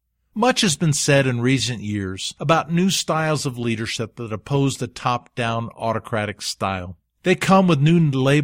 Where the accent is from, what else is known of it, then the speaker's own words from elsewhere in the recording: Alabama, United States; I grew up in Alabama in the Deep South, where the whites kept the blacks ignorant so their knowledge could not become dangerous.